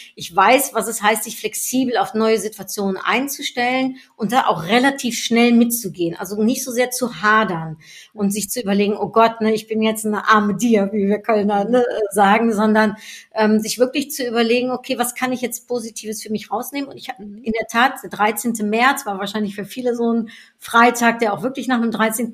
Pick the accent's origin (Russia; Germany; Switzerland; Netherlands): Netherlands; moved away; Ich bin Niederländerin